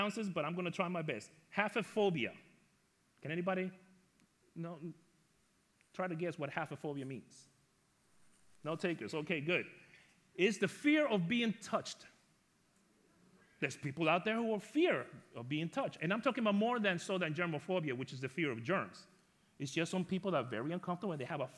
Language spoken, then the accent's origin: English; Ecuador; moved away; also born or lived in New York; When I was younger, I grew up in Ecuador, South America